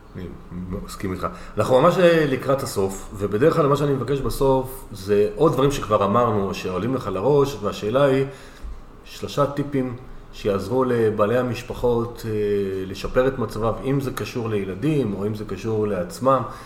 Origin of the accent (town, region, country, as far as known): Northern Israel, Israel